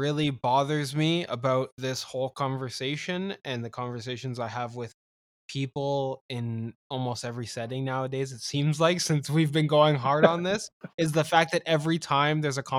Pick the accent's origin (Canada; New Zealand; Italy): Canada; I've been made fun of several times lately on Twitter for being Canadian.